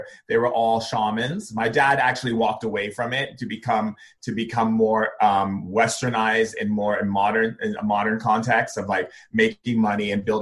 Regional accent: Foster City, California, United States; also born or lived in Elk Grove, California / Hawaii; I was born in Sacramento in Elk Grove. I grew up in a small town outside of San Francisco called Foster City and also grew up in Hawaii

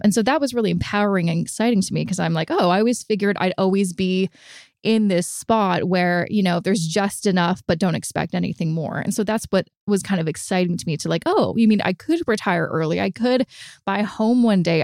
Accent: Vancouver, British Columbia, Canada; moved away as an adult; now in Toronto, Canada; I'm originally from Vancouver

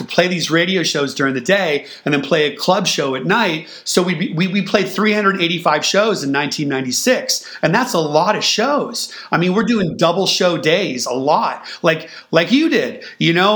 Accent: Bay Area, California, United States; growing up in the Bay Area

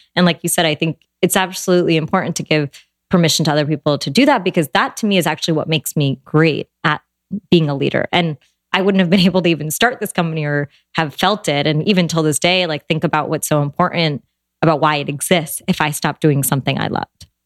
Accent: United States; I was born and raised here in America. My parents, you know, immigrated here in the 70s

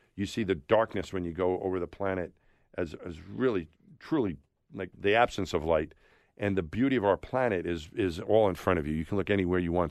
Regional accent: New York, United States; I grew up thinking I was from my neighborhood in New York. Then I was a New Yorker

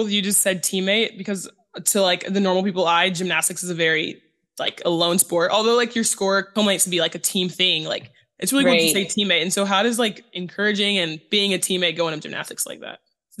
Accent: Grand Prairie, Texas, United States; I'm from Grand Prairie, so I'm very familiar with the DeSoto area.

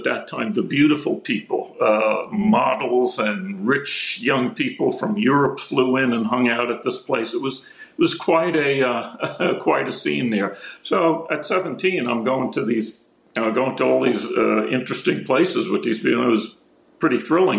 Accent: Palisades Park, New Jersey, United States; I grew up in Palisades Park, New Jersey.

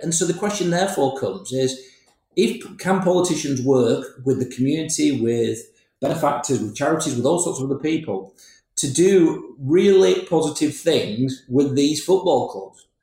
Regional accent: Huddersfield, Yorkshire and the Humber, United Kingdom; also born or lived in Bury; I'm from Huddersfield.

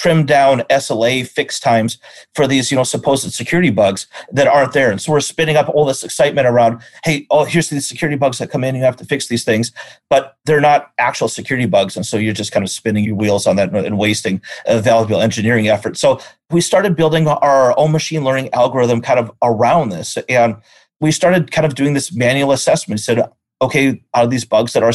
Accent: North Dakota, United States; moved away as an adult; also born or lived in Omaha, Nebraska; I'm originally from North Dakota, part of the small cluster of people that in this world that are from North Dakota

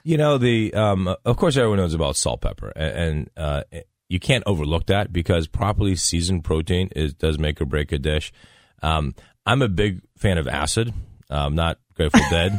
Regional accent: Dayton, Ohio, United States; moved away; I grew up in Dayton, Ohio

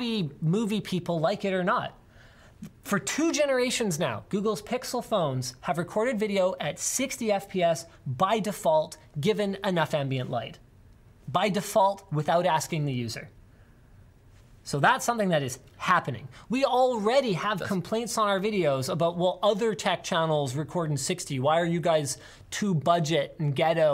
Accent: Maple Ridge, British Columbia, Canada; I grew up in Maple Ridge

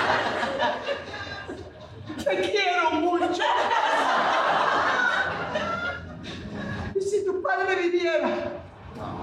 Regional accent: New York, United States; moved away; I'm in New York, back in my hometown.

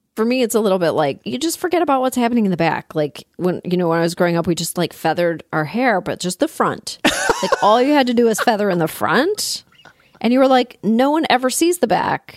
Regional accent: Toronto, Ontario, Canada; I grew up in Toronto.

